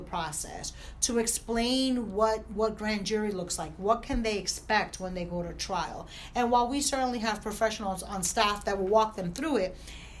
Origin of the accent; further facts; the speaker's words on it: Newark, New Jersey, United States; I grew up in Newark